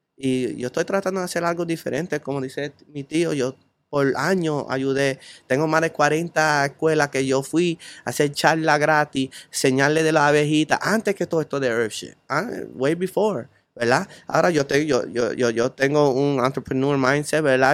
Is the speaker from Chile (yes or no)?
no; Chicago, Illinois, United States; moved away as an adult; now in Puerto Rico; yo vengo de la pobreza, yo vengo de Chicago